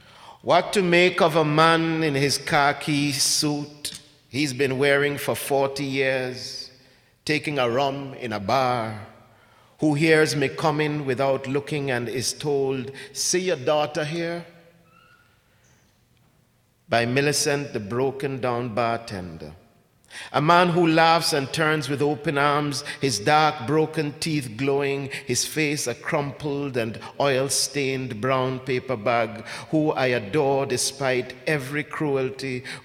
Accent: Ghana; also born or lived in England / Jamaica / Canada; now in United States; I grew up in Ghana. I was born in Ghana, lived in England for a bit, lived in Jamaica

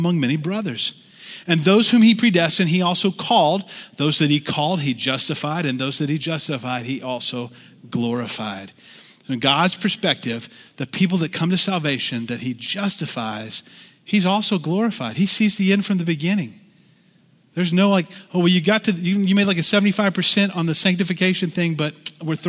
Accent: the Bible Belt, United States; I grew up in the Southern Baptist Church in the Bible Belt

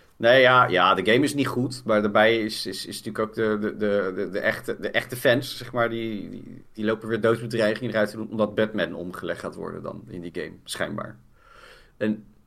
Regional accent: Poeldijk, South Holland, Netherlands; in Poeldijk, het dorp waar ik vandaan kom

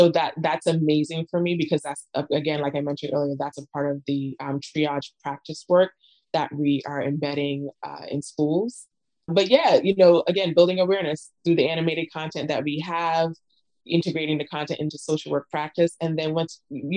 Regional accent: Barbados; I'm from Barbados

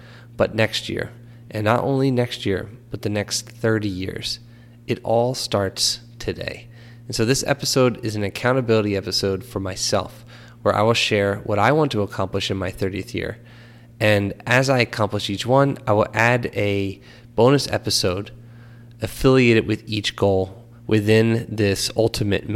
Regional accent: Philadelphia, Pennsylvania, United States; moved away; also born or lived in New Jersey; I grew up in Philadelphia, moved to New Jersey, went to school at Rutgers

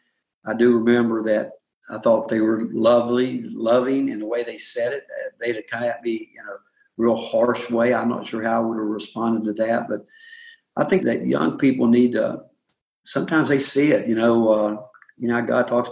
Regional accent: Hickory, North Carolina, United States; moved away; I grew up in Hickory, North Carolina

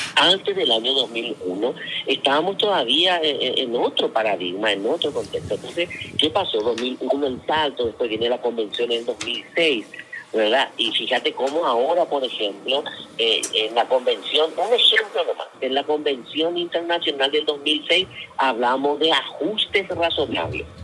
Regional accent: Paraguay

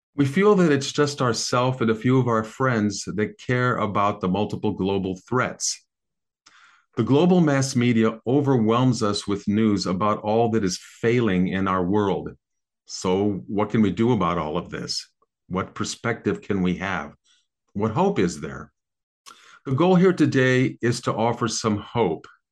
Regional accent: American Midwest, United States; I grew up in the American Midwest in the sixties

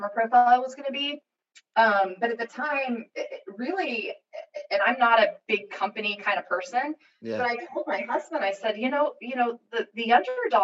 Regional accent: Seattle, Washington, United States; moved away as an adult; now in Northwest Arkansas, United States; growing up in Seattle, kind of in an Amazon environment

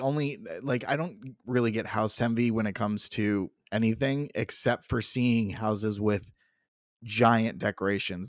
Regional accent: Southwest Florida, United States; where we grew up in Southwest Florida, there was the Edison

